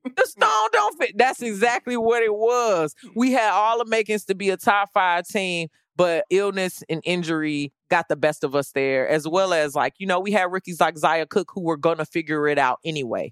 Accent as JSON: {"language": "English", "town": "Chicago", "region": "Illinois", "country": "United States", "tie": "born or raised there", "said": "I grew up in Chicago during the Michael Jordan era"}